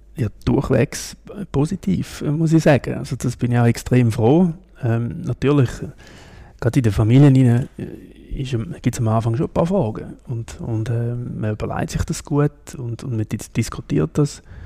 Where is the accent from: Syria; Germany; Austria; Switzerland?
Switzerland; Lake Constance region; also born or lived in Ticino; now in Kloten, Switzerland; Ich bin so in, in der Bodensee-Region aufgewachsen, bin ein Tessiner